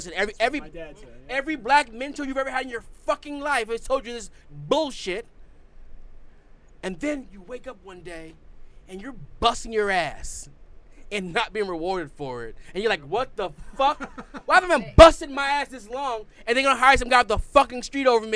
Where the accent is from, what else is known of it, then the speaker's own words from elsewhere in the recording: New York City, New York, United States; Growing up in Queens, I had Miss Williams for first grade, and I had Miss Williams again for fourth grade.